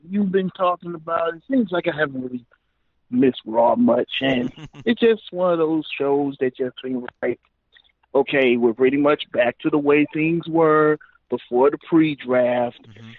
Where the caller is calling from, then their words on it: St. Louis, Missouri, United States; This is … from St. Louis.